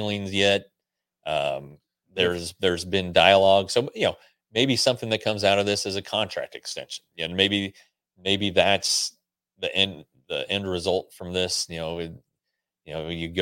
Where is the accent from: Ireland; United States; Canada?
United States; Colorado; moved away; the great state of Colorado, my home state